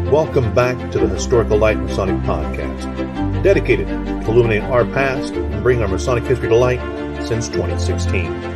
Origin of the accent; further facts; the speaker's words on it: Clay Center, Kansas, United States; moved away; also born or lived in Salina, Kansas; I moved away from Clay Center to Salina